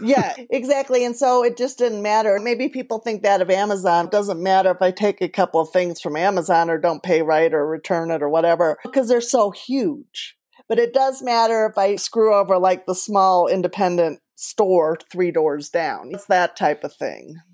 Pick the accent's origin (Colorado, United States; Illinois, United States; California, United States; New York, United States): Colorado, United States; I'm from Colorado